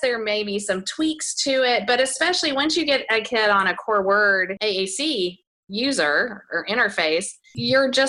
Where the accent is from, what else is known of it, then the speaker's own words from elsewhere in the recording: Houston, Texas, United States; in my hometown, I live in Houston, Texas